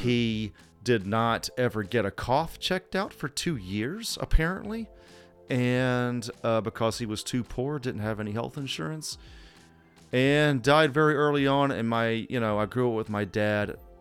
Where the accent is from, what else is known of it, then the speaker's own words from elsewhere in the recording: Southeast, United States; moved away; I'm from Southeast originally